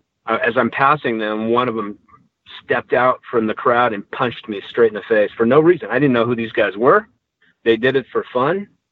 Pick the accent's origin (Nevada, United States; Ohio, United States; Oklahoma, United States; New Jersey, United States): Nevada, United States; Reno; moved away as an adult; But I came to Hollywood as already a black belt, something I was doing in my hometown of Reno, Nevada, because I was small in stature.